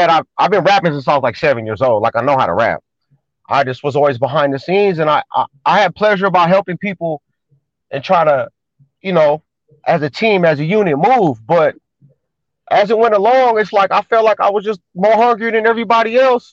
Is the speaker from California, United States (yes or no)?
yes; San Francisco, California, United States; I'm born in the city. Most of my life in the city, all my family from the city